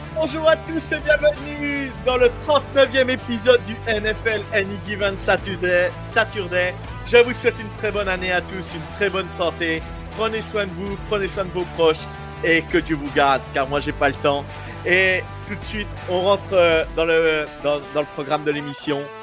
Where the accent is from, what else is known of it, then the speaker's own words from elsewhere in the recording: France; Nous, en tant que Français